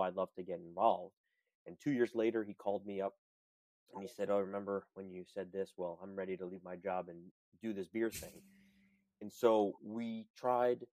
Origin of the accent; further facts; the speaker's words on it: New York City, New York, United States; as a native New Yorker, I was born and raised in in New York City.